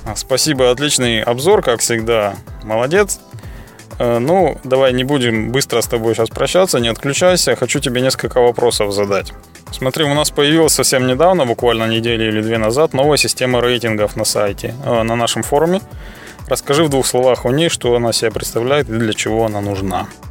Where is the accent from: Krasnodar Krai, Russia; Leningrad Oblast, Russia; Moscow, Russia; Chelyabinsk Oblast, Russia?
Chelyabinsk Oblast, Russia; Chelyabinsk; в Челябинске, в моем родном городе